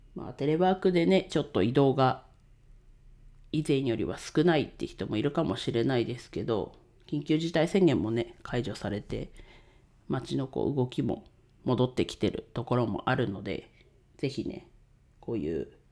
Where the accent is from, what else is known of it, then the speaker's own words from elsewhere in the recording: Ninohe, Iwate, Japan; 地元岩手県二戸市で レンタルスペースを使って遊び場を提供しています